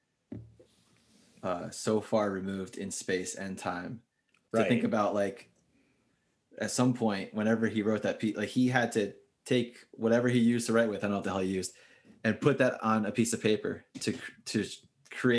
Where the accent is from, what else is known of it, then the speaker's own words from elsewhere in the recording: Lake Hopatcong, New Jersey, United States; moved away; that's the town I was from